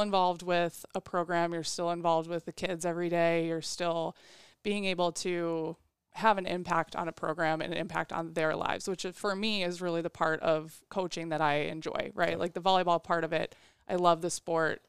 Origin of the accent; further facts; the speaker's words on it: Waukegan, Illinois, United States; I'm from Waukegan, Illinois, which is a north suburb of Chicago